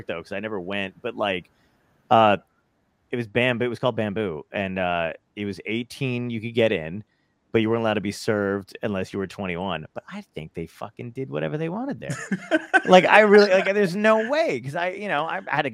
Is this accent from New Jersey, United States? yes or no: yes; New Jersey, United States; also born or lived in Brooklyn, New York; I was born in Brooklyn, and but yeah, I moved out and I lived in Jersey. I basically was raised in New Jersey.